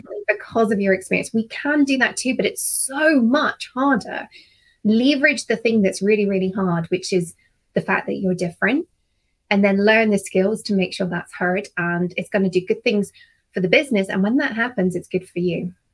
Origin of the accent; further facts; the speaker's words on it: United Kingdom; as a Brit